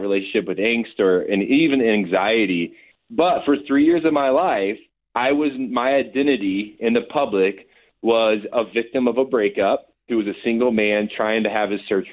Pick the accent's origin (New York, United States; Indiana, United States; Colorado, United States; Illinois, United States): Indiana, United States; the Midwest; So I grew up in the Midwest